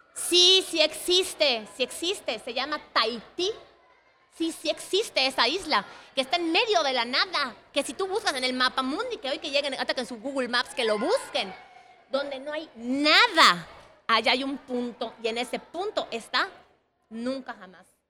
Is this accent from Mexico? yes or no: yes; Mexico; yo soy mexicana